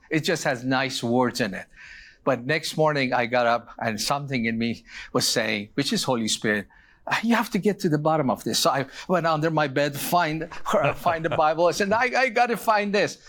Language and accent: English; Iran; moved away; I was born in Iran.